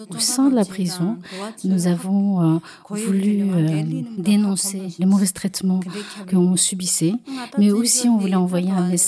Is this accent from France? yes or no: no; Tibet, China; moved away as an adult; now in Belgium; je viens du Tibet. J'ai 48 ans. J'ai passé 12 ans en prison. J'ai été arrêtée à l'âge de 19 ans.